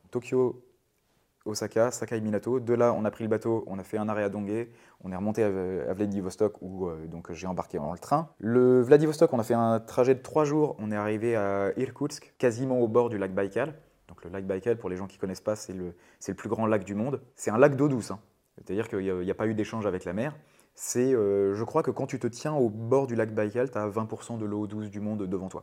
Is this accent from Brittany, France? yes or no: yes; Brittany, France; moved away; also born or lived in Japan; À la base je suis breton. J'ai grandi au bord de mer.